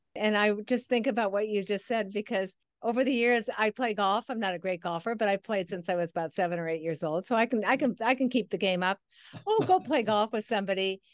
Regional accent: Midwest, United States; It was back in the Midwest. I'm a Midwesterner

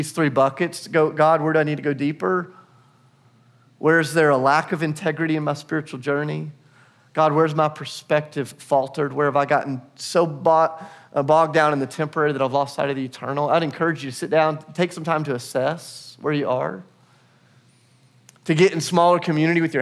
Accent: United States; also born or lived in Portugal / Kenya; now in Nashville, United States; we are still American citizens. We think like Americans. We talk like Americans

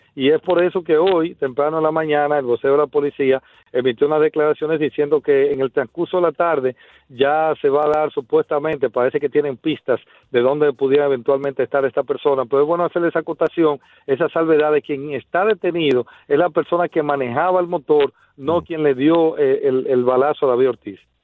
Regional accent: Dominican Republic; uno como dominicano se siente muy orgulloso

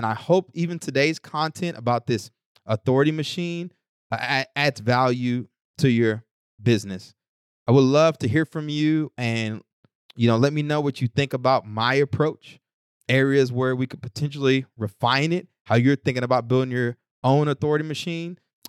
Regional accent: Newark, New Jersey, United States; Because listen, man, I'm from Newark.

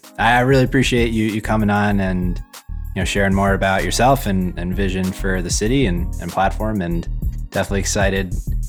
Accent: New York City, New York, United States; moved away as an adult; now in Cleveland, United States; I grew up in Manhattan.

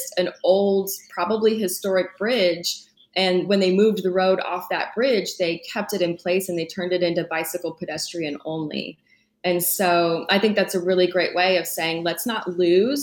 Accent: San Antonio, Texas, United States; also born or lived in Denton, Texas; I grew up in San Antonio

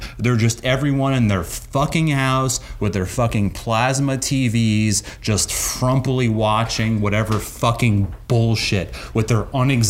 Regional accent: Long Island, New York, United States; also born or lived in Queens, New York; I was born in Queens, and when I was like 7, I moved to Long Island. I grew up in Long Island.

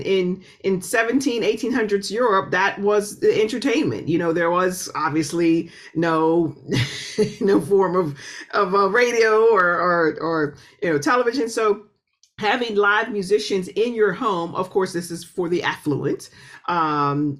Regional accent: Pittsburgh, Pennsylvania, United States; moved away as an adult; also born or lived in Oberlin, Ohio / New York; I'm originally from Pittsburgh, which is an incredibly musical city

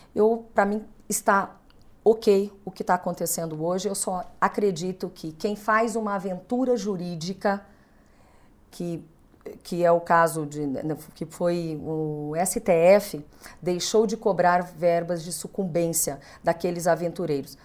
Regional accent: Brazil

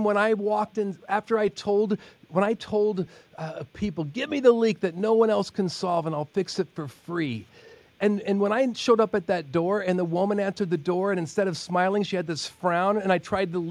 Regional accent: Oregon, United States; moved away as an adult; Growing up in Oregon

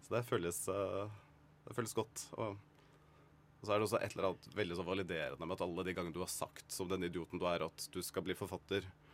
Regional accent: Kragerø, Vestfold og Telemark, Norway; moved away; jeg var veldig ensom og alene hjemme i Sannidal i Kragerø.

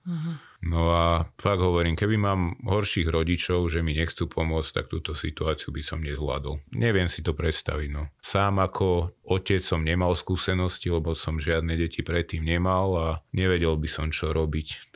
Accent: Slovakia; žijeme na Slovensku, sme Slováci

